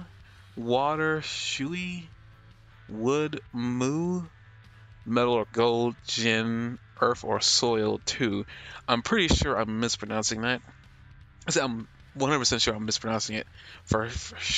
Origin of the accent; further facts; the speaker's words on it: United States; I'm American